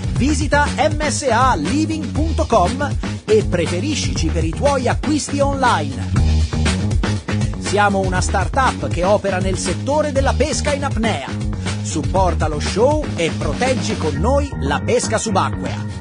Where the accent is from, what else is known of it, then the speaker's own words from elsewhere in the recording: Calabria, Italy; sono calabrese